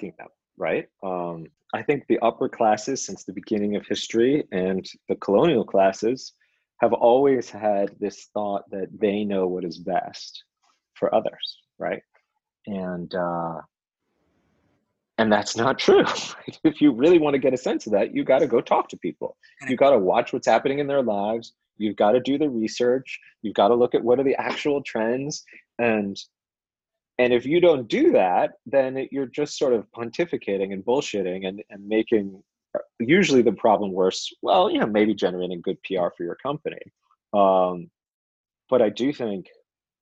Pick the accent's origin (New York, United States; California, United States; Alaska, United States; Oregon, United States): California, United States; moved away as an adult; also born or lived in Seattle; now in Bangalore, India; I grew up in California.